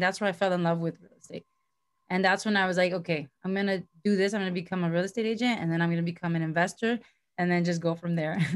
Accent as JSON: {"language": "English", "town": "Miami", "region": "Florida", "country": "United States", "also_born_or_lived": "Virginia", "moved": "as an adult", "lives_now": "California, United States", "said": "I moved uh, out here to California because I'm from originally from Miami, Florida."}